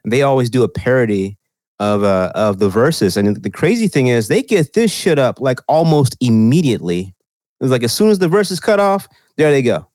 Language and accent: English; Texas, United States; now in California, United States; I'm from Texas